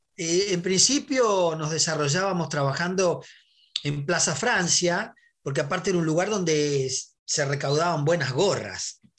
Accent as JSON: {"language": "Spanish", "country": "Uruguay", "tie": "born or raised there", "also_born_or_lived": "Madrid, Spain", "moved": "yes", "lives_now": "Buenos Aires, Argentina", "said": "Mi infancia en Uruguay. Mi infancia en Uruguay, los tablados, la murga"}